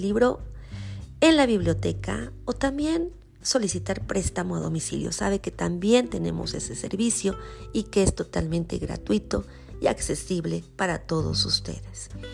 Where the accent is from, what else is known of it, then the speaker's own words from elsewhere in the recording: Mexico; como mexicanos